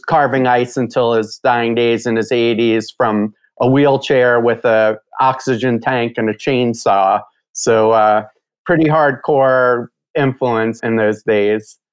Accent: New York, United States; I grew up in New York

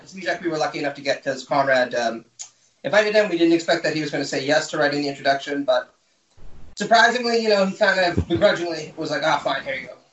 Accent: Canada; moved away as an adult; also born or lived in Mexico / Toronto; now in United States; I'm from Canada originally, so I did mine uh, at York University in uh, Toronto

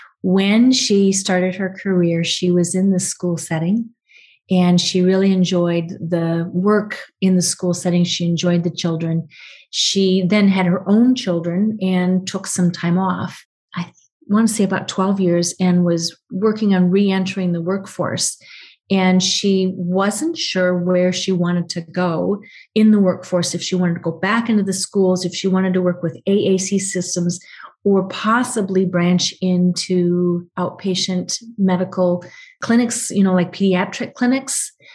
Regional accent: Japan; born there; first language ja; I was born on a naval base in Japan, so I have special ties to Japan. My first language, I always say, was Japanese because I had a nanny who taught me Japanese

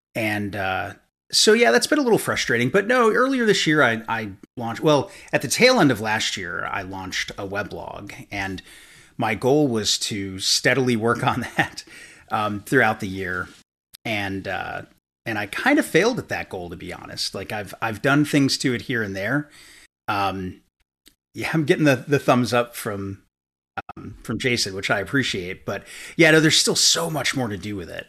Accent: New York, United States; now in Kentucky, United States; I'm from New York originally, so I, I don't quite have the Kentucky accent

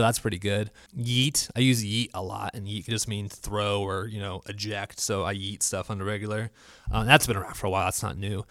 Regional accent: Florida, United States; also born or lived in Honolulu, Hawaii; I am from Florida

